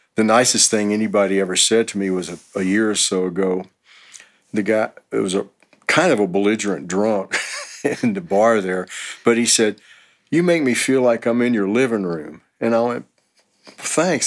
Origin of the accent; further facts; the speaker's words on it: Houston, Texas, United States; moved away as an adult; also born or lived in Los Angeles; now in Austin, United States; I'm originally from Houston, and uh, in '88 I moved to Los Angeles for about three years